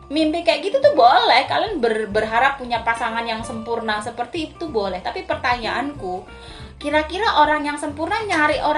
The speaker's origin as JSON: {"language": "Indonesian", "region": "Java", "country": "Indonesia", "said": "karena kebetulan aku orang Jawa ya makanya kalau di Jawa tuh ada bibit bobot bebet"}